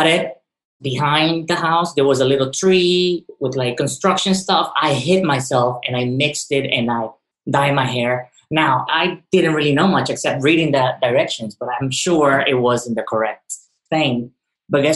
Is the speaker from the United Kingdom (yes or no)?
no; Ecuador; now in New York, United States; I was born in Ecuador in the early 80s